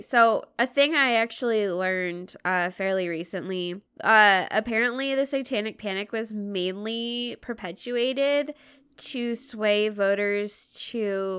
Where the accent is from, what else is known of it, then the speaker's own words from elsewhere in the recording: United States; me being American